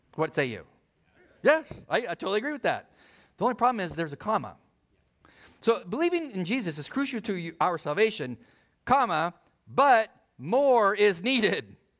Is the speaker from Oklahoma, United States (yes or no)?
no; El Centro, California, United States; I was born in El Centro, middle of nowhere.